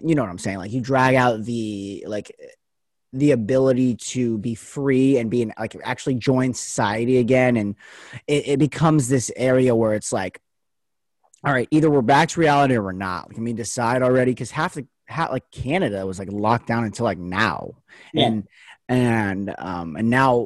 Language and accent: English; Las Vegas, Nevada, United States; moved away as an adult; now in Oregon, United States; I go to school in Oregon, but I'm from Vegas, so my family's down there